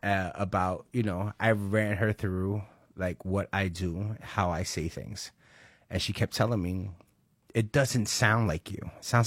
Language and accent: English; Brooklyn, New York, United States; I'm from Brooklyn. Where are you from? Brooklyn. You know, I grew up in Park Slope.